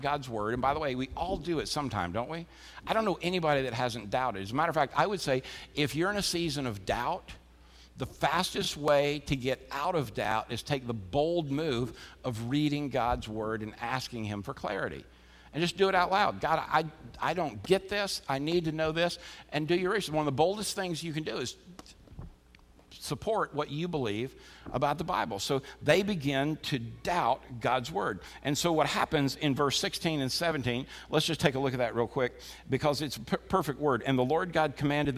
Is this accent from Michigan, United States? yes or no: no; Florida, United States; as a kid, growing up in Florida